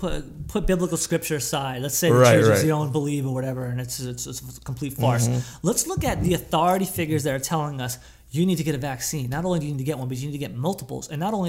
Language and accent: English; New York City, New York, United States; now in Florida, United States; I hated Florida because I'm from New York and I used to be very proud of being